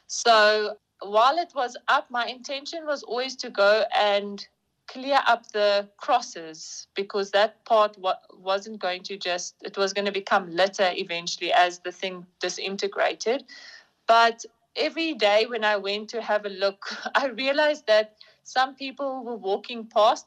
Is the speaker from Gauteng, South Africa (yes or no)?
no; Bloemfontein, Free State, South Africa; I'm from Bloemfontein. I matriculated here in Bloemfontein at St Michael's School for Girls